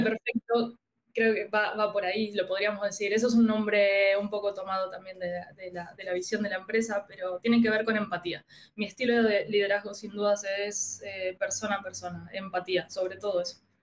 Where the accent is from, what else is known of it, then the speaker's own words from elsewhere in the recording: Argentina; now in Chile; soy argentina